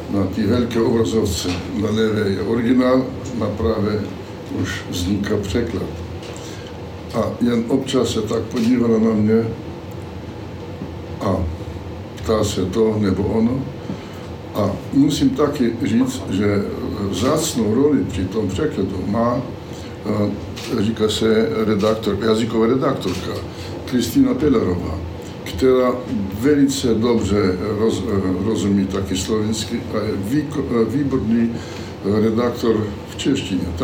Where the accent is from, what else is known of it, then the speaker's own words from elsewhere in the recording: Slovakia; accent: Slovak; first language Slovak; Czech is a second language; jsem dosud mluvil jenom slovenský a tak jsem musel nějak eh, přeskočit, takže se omlouvám taky za svůj cizí akcent.